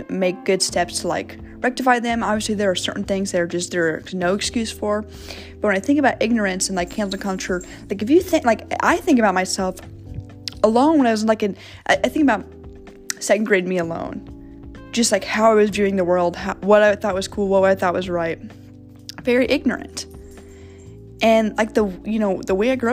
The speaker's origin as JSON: {"language": "English", "town": "Kansas City", "country": "United States", "tie": "born or raised there", "also_born_or_lived": "St. Louis, Missouri", "said": "second grade, I moved from St. Louis to Kansas City"}